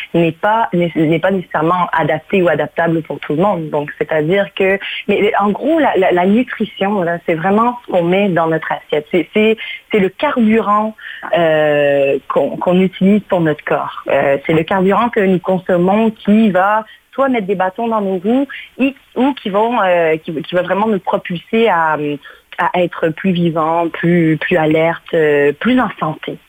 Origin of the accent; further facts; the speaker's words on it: Canada; moved away as an adult; also born or lived in Mauritius; now in Portugal; j'ai grandi, je suis née à l'île Maurice. Mes parents ont eu l'excellente idée d'immigrer au, au, Canada lorsque j'avais 9 ans. Donc, j'ai grandi au Canada